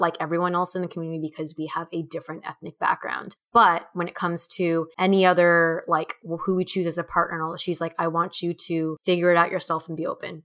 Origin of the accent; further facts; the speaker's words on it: Orange County, California, United States; growing up in Orange County, California